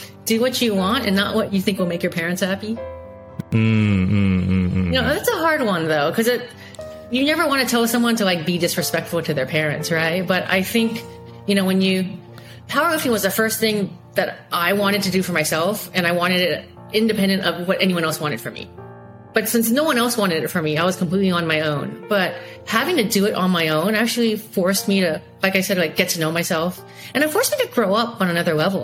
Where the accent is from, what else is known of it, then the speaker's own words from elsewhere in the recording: Silicon Valley, California, United States; I'm an American-born Taiwanese, child of Taiwanese immigrants in Silicon Valley